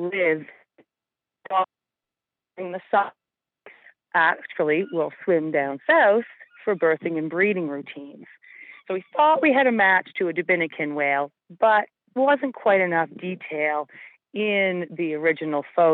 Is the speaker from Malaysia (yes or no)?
no; Yarmouth, Nova Scotia, Canada; I grew up in Yarmouth, so Y95 is a long part of my life.